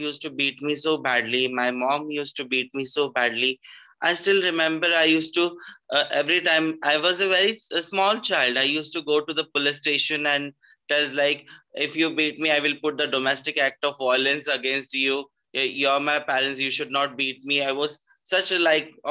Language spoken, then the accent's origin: English; Pune, Maharashtra, India; I'm from Pune, Maharashtra